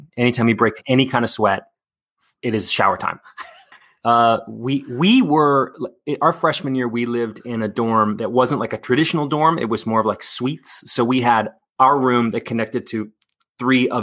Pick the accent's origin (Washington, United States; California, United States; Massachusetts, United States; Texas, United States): Texas, United States; Dallas; moved away as an adult; also born or lived in New York City / Los Angeles; I grew up in Dallas